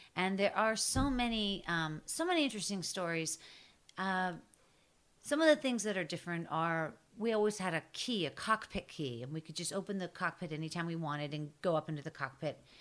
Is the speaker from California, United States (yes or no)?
no; Pittsburgh, Pennsylvania, United States; I'm from Pittsburgh